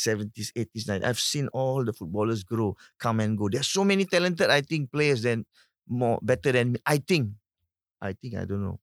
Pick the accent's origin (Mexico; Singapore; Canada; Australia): Singapore; as a Singaporean